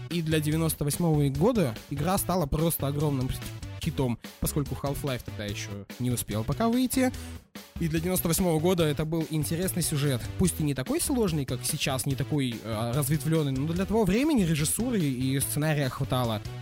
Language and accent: Russian; Kazakhstan; я вообще из Казахстана. Какие у нас в 98 году компьютеры были?